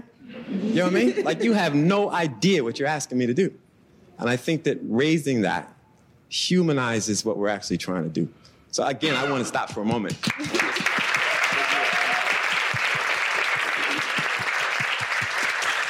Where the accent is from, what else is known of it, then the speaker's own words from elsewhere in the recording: New York City, New York, United States; I grew up in Brooklyn